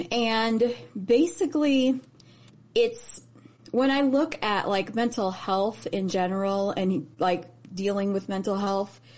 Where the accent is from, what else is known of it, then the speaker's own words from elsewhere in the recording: Chicago, Illinois, United States; born there; also born or lived in Indianapolis; And I grew up, I was raised in Chicago, well not raised, but I was born in Chicago.